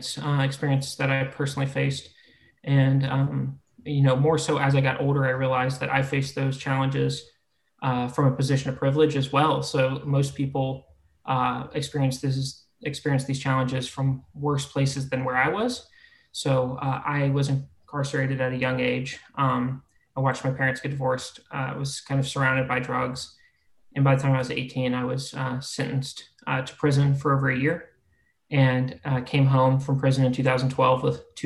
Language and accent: English; Florida, United States; moved away; also born or lived in Ohio; I grew up in Florida, moved to Ohio, went to school